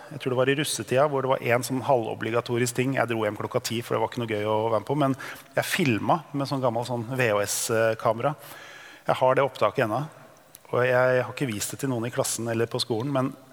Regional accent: Drøbak, Akershus, Norway; Jeg er født og oppvokst i Drøbak

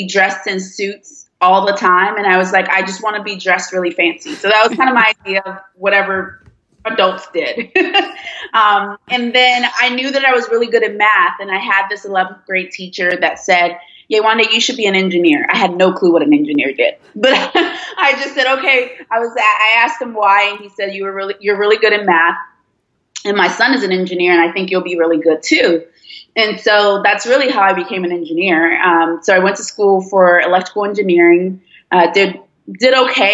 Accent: D.C. and Maryland, United States; English is a second language; also born or lived in Nigeria / Washington, D.C.; now in Georgia, United States; I went to elementary school in D.C. and then went to middle school and high school in Maryland.

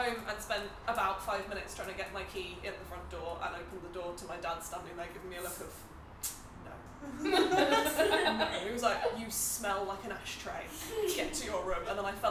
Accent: London, United Kingdom; I'm from London.

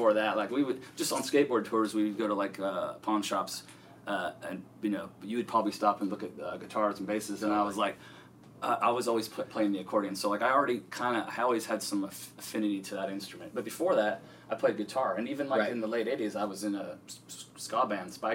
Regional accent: San Diego, California, United States; growing up around San Diego

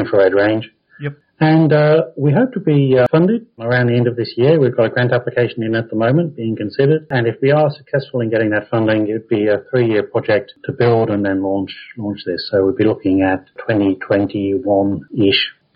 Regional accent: Coventry, West Midlands, United Kingdom; moved away as an adult; also born or lived in Cambridge; now in Australia; grew up in Coventry, right in the middle of England

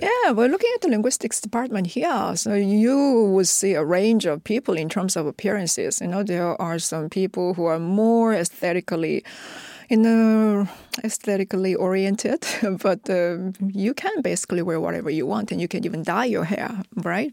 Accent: South Korea; first language Korean; English is a second language; I was a monolingual Korean

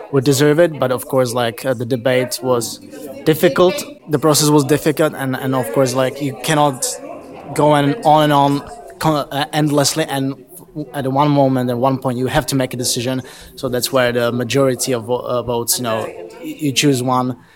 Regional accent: Prague, Czechia; I'm from Prague.

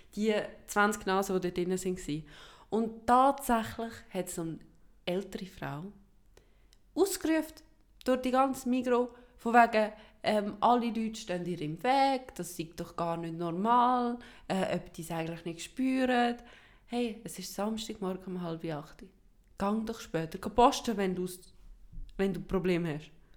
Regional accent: Switzerland; first language Swiss German

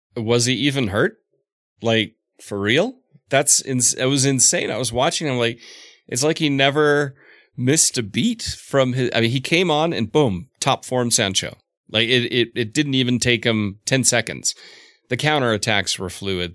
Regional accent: Southeast, United States; I grew up in the Southeast

